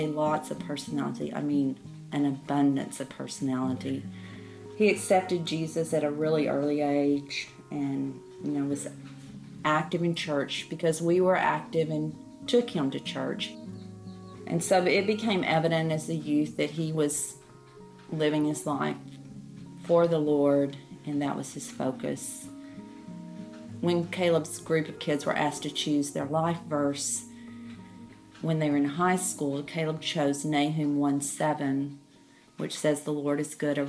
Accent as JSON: {"language": "English", "town": "Baytown", "region": "Texas", "country": "United States", "moved": "yes", "lives_now": "Victoria, United States", "said": "I'm originally from Baytown, Texas, but now live in Victoria, Texas"}